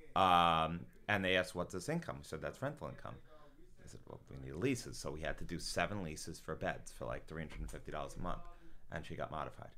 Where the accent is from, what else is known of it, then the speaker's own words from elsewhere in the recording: South Shore, Long Island, New York, United States; also born or lived in Boston; South Shore, Long Island